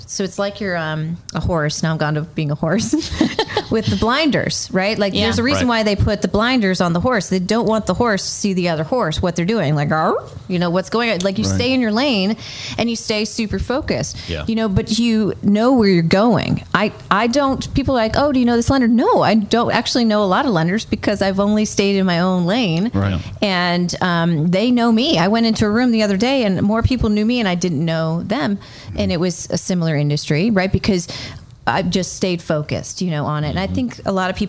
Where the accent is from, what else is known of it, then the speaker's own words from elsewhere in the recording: New England, United States; I'm from New England.